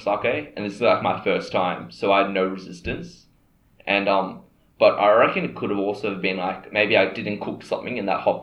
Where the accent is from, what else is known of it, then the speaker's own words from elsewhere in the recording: Australia; accent: Australian; we're Aussie